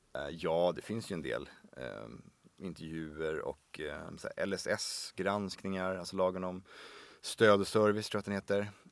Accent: Sweden; jag är ju som sagt född och uppvuxen i Sverige

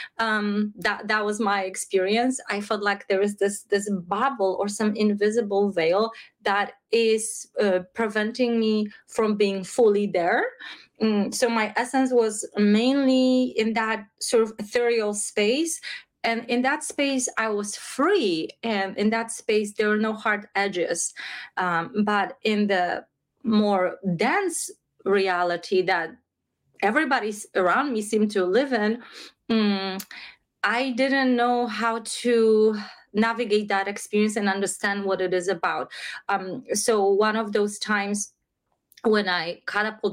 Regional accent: Krakow, Lesser Poland, Poland; I grew up in Krakow, Poland, in a religious country, in a religious family

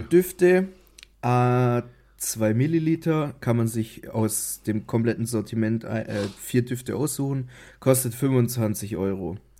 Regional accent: Baden-Württemberg, Germany; ich als Schwabe

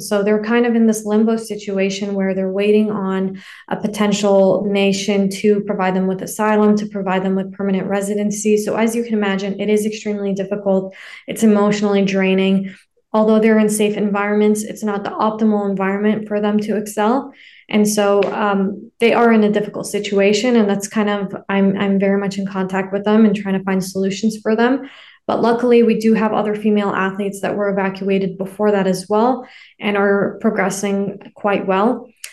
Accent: Canada; also born or lived in Afghanistan; I grew up in Canada, correct? I came to Canada when I was two years old, but I'm originally from Afghanistan.

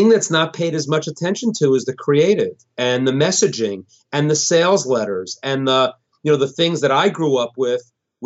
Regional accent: Westport, Connecticut, United States; My hometown, Westport, Connecticut

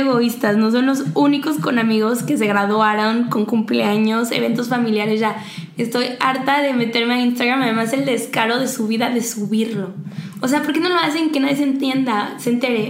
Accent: Mexico; nosotros como mexicanos

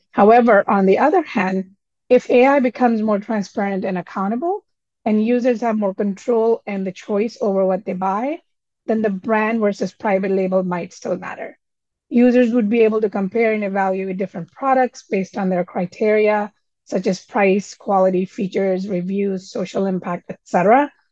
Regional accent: Delhi, India; now in United States; I was young and I moved to United States from Delhi, India 30 plus years ago.

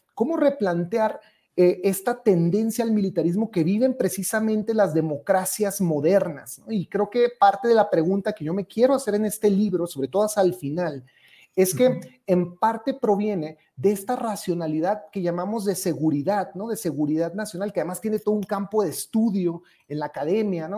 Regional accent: Ciudad Juárez, Chihuahua, Mexico; Mi ciudad, yo soy originario de Ciudad Juárez

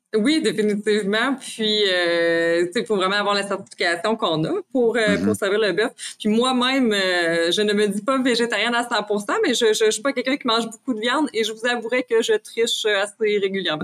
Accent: Rimouski, Quebec, Canada; je suis originaire quand même de Rimouski

